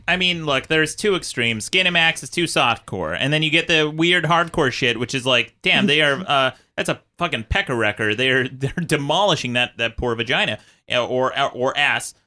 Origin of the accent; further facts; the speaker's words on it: Utah, United States; moved away; I grew up in Utah